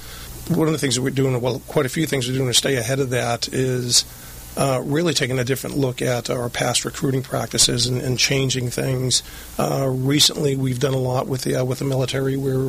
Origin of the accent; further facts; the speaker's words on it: Lynn, Massachusetts, United States; moved away as an adult; now in Southern California, United States; I'm not locally grown. I grew up right outside of Boston, a place called Lynn, Massachusetts.